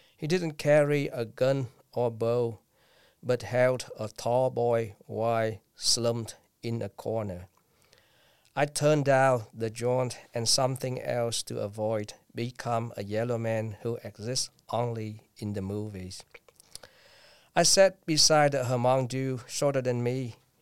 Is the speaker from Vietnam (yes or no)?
yes; Vietnam; English is a second language; moved away as an adult; now in United States; twenty years ago, I came back to Vietnam.